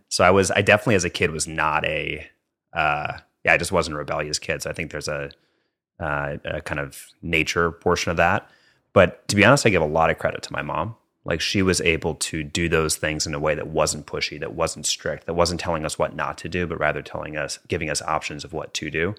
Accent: Minneapolis, Minnesota, United States; moved away as an adult; born and raised in Minneapolis, Minnesota

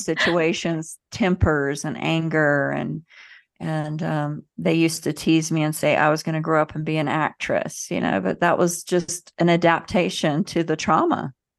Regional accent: the South, United States; I grew up in the South in the United States.

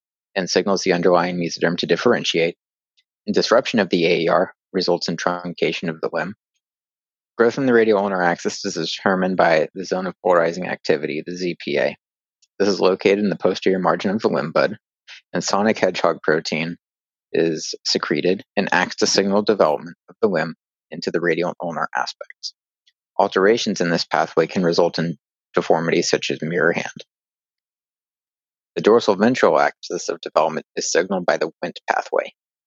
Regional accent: Northern California, United States; also born or lived in Louisville, Kentucky; So I grew up in Northern California and did undergrad at UC Berkeley

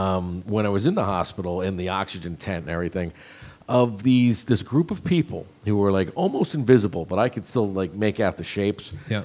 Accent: Jersey Shore, New Jersey, United States; growing up on the Jersey Shore, I spent most of my summer at the beach.

